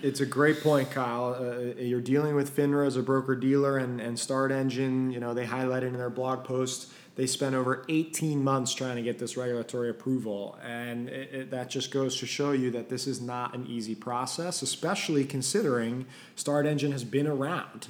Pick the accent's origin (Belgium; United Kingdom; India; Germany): Belgium; I'm from Belgium